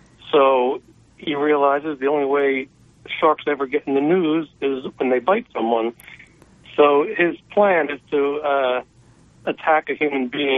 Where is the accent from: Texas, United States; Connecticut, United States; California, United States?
California, United States; San Francisco; I live in San Francisco